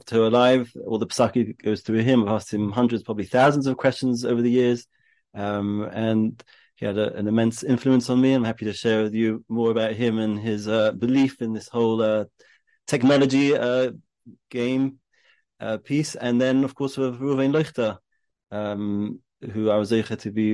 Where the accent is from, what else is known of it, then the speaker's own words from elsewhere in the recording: London, United Kingdom; moved away as an adult; now in Israel; I grew up in London, went to Hasmonean